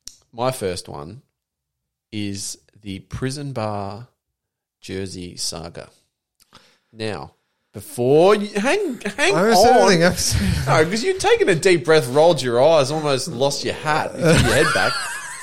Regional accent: Turku, Southwest Finland, Finland; English is a second language; I'm from Finland. Correct. I'm from a place called Turku, which is in the north-south end.

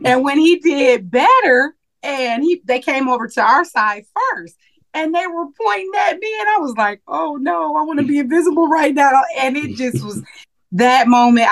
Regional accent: Milwaukee, Wisconsin, United States; moved away; back in my hometown in Milwaukee, Wisconsin

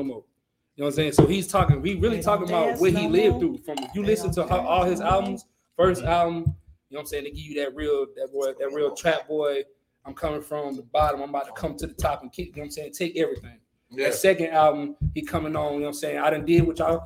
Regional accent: Philadelphia, Pennsylvania, United States; coming from Philly

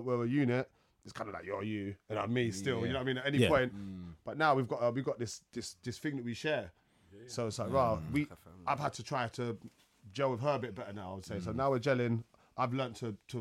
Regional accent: London, United Kingdom; I came from Peckham. Yeah, yeah. I went to school in Dulwich, Kingsdale

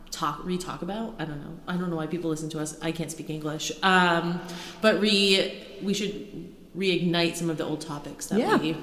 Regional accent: Cape Cod, Massachusetts, United States; accent: New England; I'm from Cape Cod.

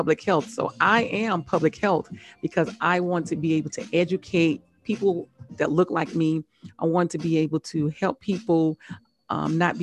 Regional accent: Biloxi, Mississippi, United States; moved away as an adult; also born or lived in Laurel, Mississippi / Tuskegee, Alabama; now in Atlanta, United States; I'm from Mississippi, Laurel, Mississippi

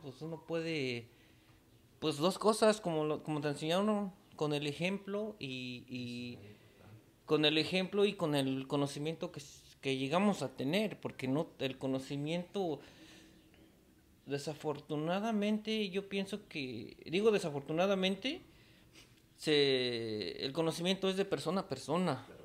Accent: Mexico City, Mexico; now in United States; soy de la Ciudad de México

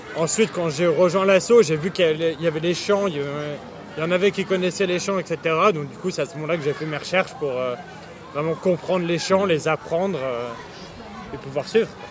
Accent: Boulogne-Billancourt, Île-de-France, France; also born or lived in United Kingdom / Saint-Germain-en-Laye; now in London, United Kingdom; suis né au Royaume-Uni, mais euh, je suis rentré en France quand j'avais deux ans et demi. J'ai grandi à Boulogne-Billancourt avant de, déménager à Saint-Germain-en-Laye.

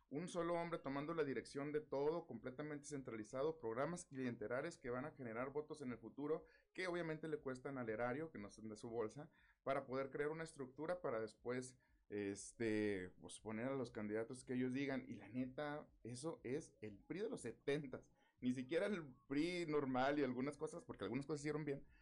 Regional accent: Mexico; no podemos como mexicanos pues, estar pensando que la solución a nuestros problemas está en una sola persona

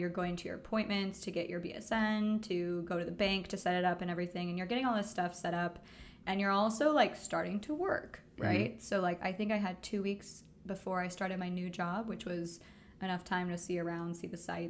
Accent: San Diego, California, United States; moved away as an adult; now in Amsterdam, Netherlands; We're from San Diego.

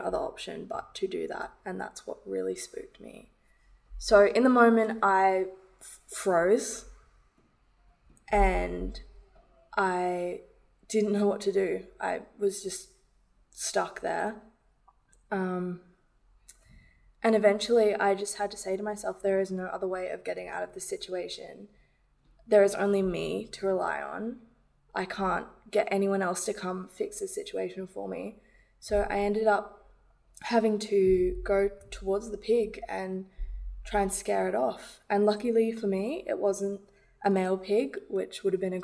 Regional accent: London, United Kingdom; I grew up in London

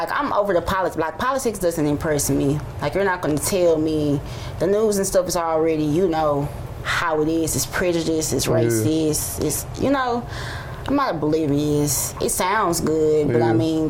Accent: St. Louis, Missouri, United States; I'm a model from St. Louis. I do things outside of St. Louis

